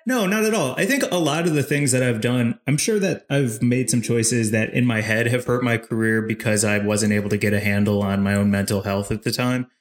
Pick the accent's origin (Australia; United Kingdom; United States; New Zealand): United States; St. Louis, Missouri; I'm from St. Louis, Missouri